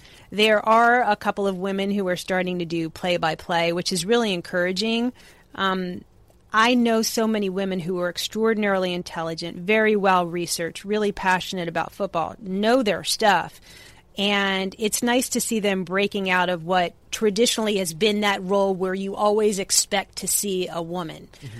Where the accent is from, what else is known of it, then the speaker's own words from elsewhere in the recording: New Jersey, United States; I grew up in New Jersey